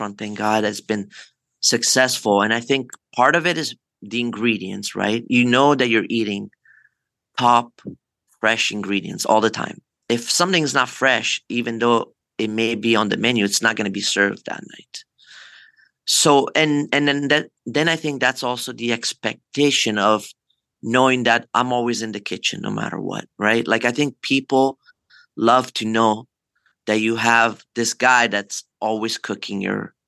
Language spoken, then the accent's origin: English; Forte dei Marmi, Tuscany, Italy; now in Los Angeles, United States; I grew up in Forte de Marmi in Italy